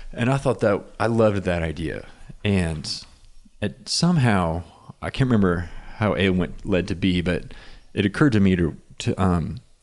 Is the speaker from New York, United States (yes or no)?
no; Inola, Oklahoma, United States; now in Norman, United States; I grew up in Inola, which is very close to Claremore